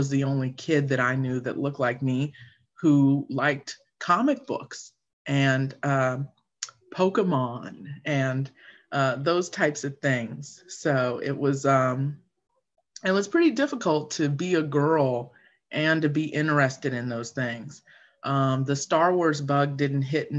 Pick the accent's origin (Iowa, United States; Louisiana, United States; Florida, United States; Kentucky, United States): Florida, United States; I grew up in Florida, and my parents met at Disney, and they both worked there